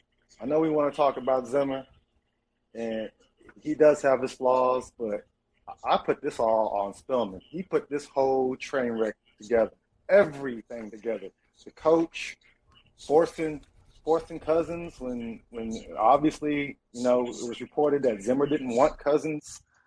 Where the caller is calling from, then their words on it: Louisville, Kentucky, United States; I'm in Louisville, Kentucky, man.